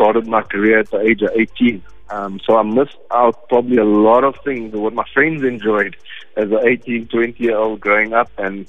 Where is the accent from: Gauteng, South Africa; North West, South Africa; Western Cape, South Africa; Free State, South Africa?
Western Cape, South Africa; Cape Town; I grew up playing in Grassy Park, in the back road, and in the backyard with my family